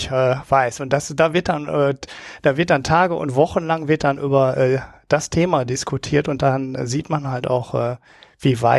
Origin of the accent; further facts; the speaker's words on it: Oberhausen, North Rhine-Westphalia, Germany; Aus Oberhausen, aus dem Ruhrpott.